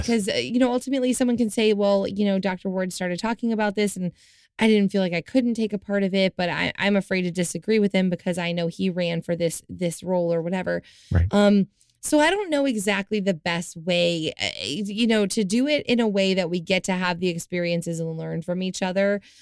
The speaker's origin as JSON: {"language": "English", "region": "the South", "country": "United States", "tie": "born or raised there", "said": "I was raised in the South."}